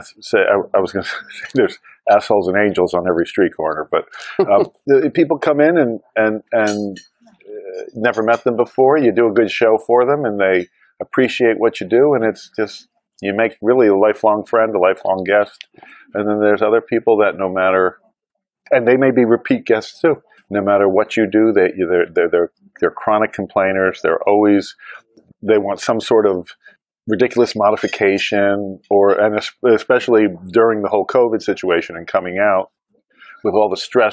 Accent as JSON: {"language": "English", "town": "Wayne", "region": "New Jersey", "country": "United States", "tie": "born or raised there", "also_born_or_lived": "Santa Fe", "moved": "yes", "lives_now": "Atlanta, United States", "said": "I grew up in New Jersey"}